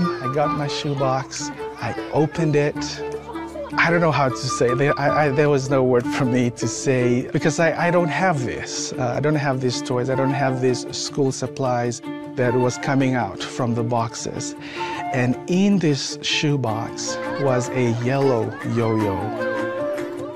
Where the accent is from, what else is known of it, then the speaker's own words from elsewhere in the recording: Fiji; moved away; I'm originally from the Fiji Islands. My childhood was different from what a typical kid would go through